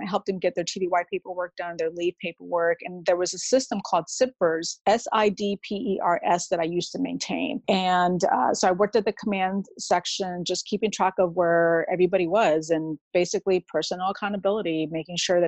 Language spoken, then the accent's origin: English; Connecticut, United States; moved away as an adult; I grew up in Connecticut